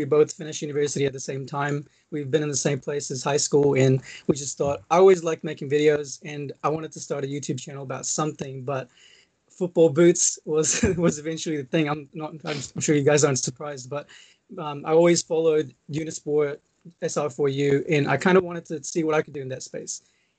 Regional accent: Maldives; it was because I'm from the Maldives. If you guys don't know where that is, if you know, you know, it's small country.

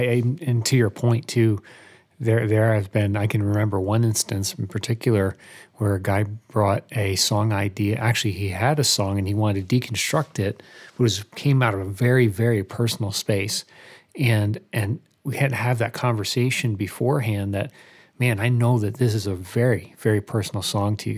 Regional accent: Albany, New York, United States; moved away as an adult; now in Nashville, United States; I grew up in Albany, New York, moved to Nashville area about four years ago

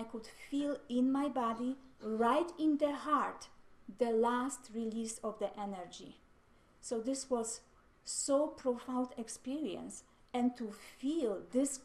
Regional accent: Mississauga, Ontario, Canada; I am from Mississauga, Ontario, Canada

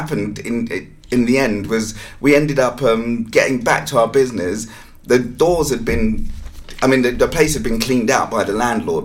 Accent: London, United Kingdom; moved away as an adult; also born or lived in Zambia; now in South Africa; I was born in Zambia but raised in London, so I spent all my life in London

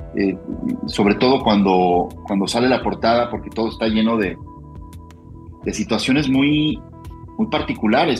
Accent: Guadalajara, Jalisco, Mexico; yo amo mi ciudad, yo aquí nací, yo soy tapatío

